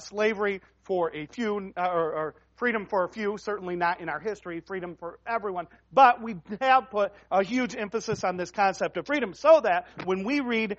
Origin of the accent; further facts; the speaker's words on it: United States; we as Americans